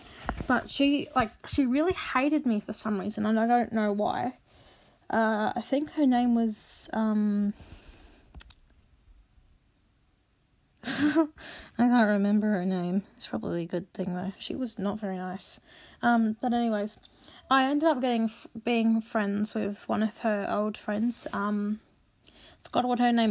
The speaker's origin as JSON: {"language": "English", "country": "Australia", "also_born_or_lived": "South Australia / Queensland", "accent": "Australian", "said": "my accent by now, that I'm Australian. We were in South Australia at the time, but we moved to Queensland first"}